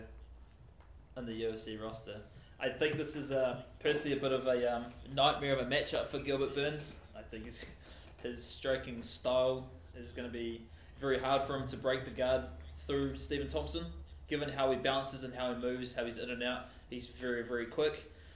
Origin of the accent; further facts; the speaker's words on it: New Zealand; being a New Zealander